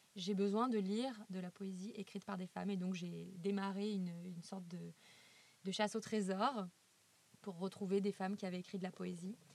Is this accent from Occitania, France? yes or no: no; Lyon, Auvergne-Rhône-Alpes, France; Je suis lyonnaise